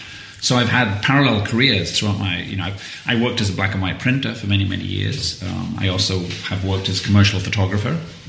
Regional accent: Widnes, North West England, United Kingdom; also born or lived in London; now in United States; I'm from Widnes, yes.

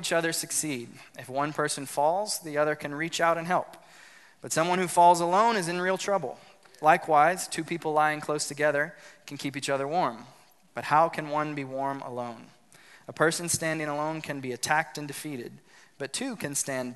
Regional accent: South Louisiana, United States; I grew up in South Louisiana

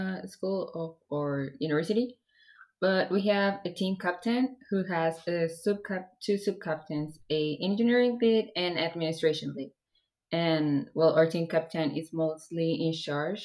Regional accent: Mexico; I'm from Mexico

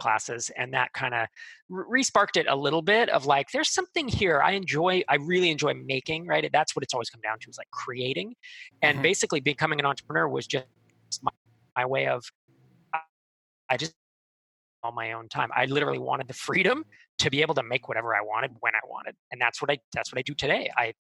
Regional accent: Pleasanton, California, United States; moved away as an adult; also born or lived in Sacramento; I grew up in the East Bay, like near Pleasanton

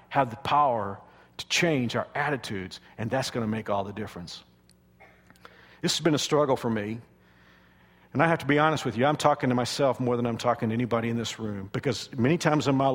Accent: Dallas-Fort Worth area, Texas, United States; moved away as an adult; also born or lived in Houston, Texas; now in Wichita, United States; I'm from the Dallas-Fort Worth area

